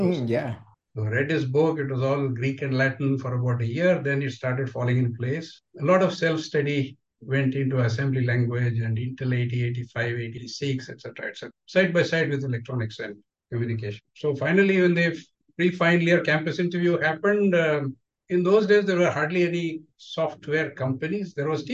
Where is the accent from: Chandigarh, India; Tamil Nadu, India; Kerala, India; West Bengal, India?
Tamil Nadu, India; Tirunelveli; moved away as an adult; also born or lived in Tiruchirappalli / United States; I grew up in Tamil Nadu in Tirunelveli. I did all my schooling there